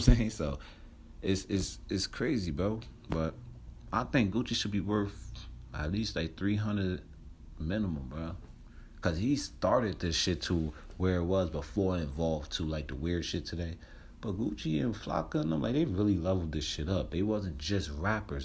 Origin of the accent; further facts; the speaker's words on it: New Jersey, United States; moved away; I'm from Jersey